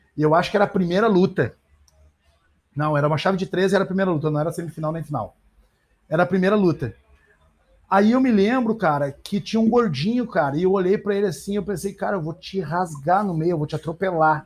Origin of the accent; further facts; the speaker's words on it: Brazil; a gente é brasileiro